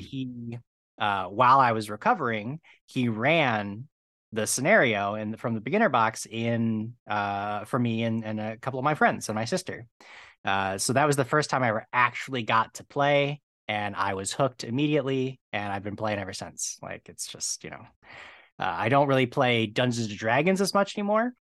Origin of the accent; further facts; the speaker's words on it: Medina, Ohio, United States; now in Los Angeles, United States; Right now, I'm in, uh, Los Angeles, but I grew up in Ohio